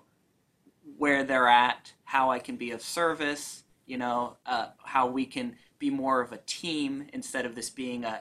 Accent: United States; we're not British, we're American

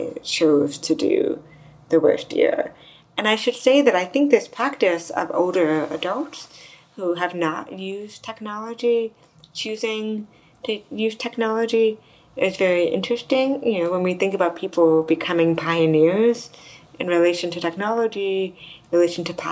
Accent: United States; I'm from the U.S.

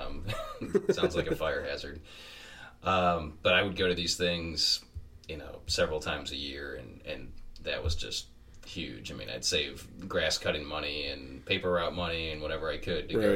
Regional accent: Detroit, Michigan, United States; growing up in Metro Detroit

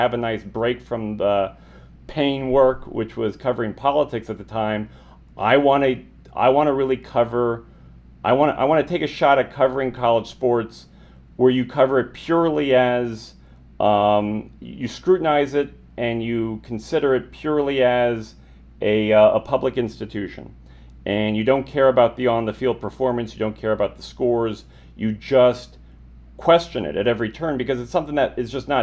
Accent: Albuquerque, New Mexico, United States; moved away as an adult; also born or lived in Milwaukee; originally as a Lobo fan, growing up in Albuquerque

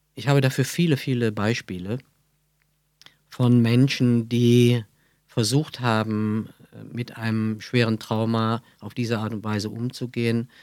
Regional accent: Brühl, North Rhine-Westphalia, Germany; accent: Kölsch; Ich bin aufgewachsen in Brühl bei Köln

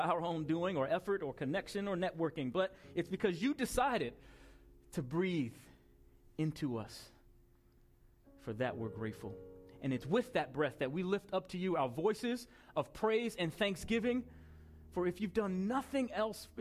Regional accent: Long Island, New York, United States; It was on Long Island in New York

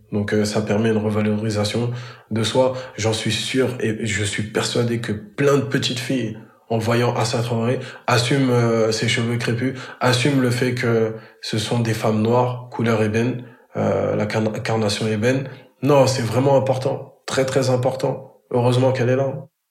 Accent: Grigny, Île-de-France, France; je suis originaire de la ville de Grigny dans le 91. C'est dans le département de l'Essonne.

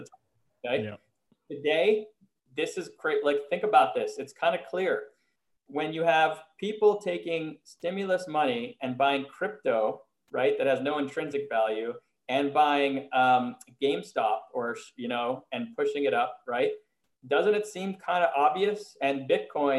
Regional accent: Montreal, Quebec, Canada; moved away as an adult; now in United States; I was living in the US, but I'm from Montreal

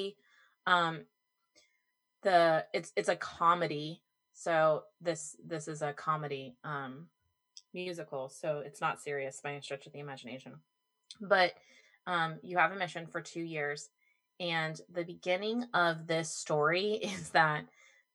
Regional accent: Orlando, Florida, United States; I was born and raised in Orlando

